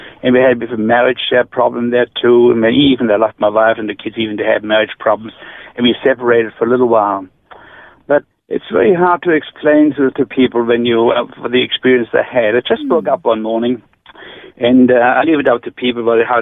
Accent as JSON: {"language": "English", "area": "near Ulm", "region": "Baden-Württemberg", "country": "Germany", "tie": "born or raised there", "second_language": "English", "moved": "as an adult", "lives_now": "Australia", "said": "I grew up near Ulm. That's Stuttgart. That's the south part of Germany, near Lake Constance"}